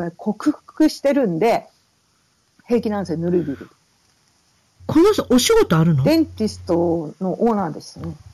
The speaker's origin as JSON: {"language": "Japanese", "region": "Tokyo", "country": "Japan", "tie": "born or raised there", "also_born_or_lived": "Fukushima / Okinawa", "said": "東京、福島ですね。あと、まあ、沖縄も後に行くことになるんですけど、あの、うん、まあ、ベースは東京、親戚は、あの、ファミリーは東京"}